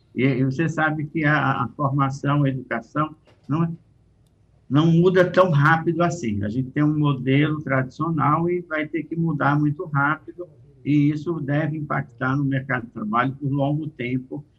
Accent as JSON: {"language": "Portuguese", "country": "Brazil", "said": "Eu, como brasileiro, posso trabalhar com empresas portuguesas, espanholas"}